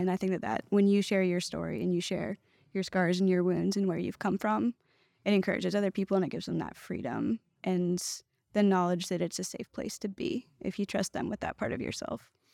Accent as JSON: {"language": "English", "region": "Northern Virginia", "country": "United States", "moved": "yes", "lives_now": "Nashville, United States", "said": "I'm originally from Northern Virginia, not from Nashville at all. Grew up with parents that loved Jesus really well"}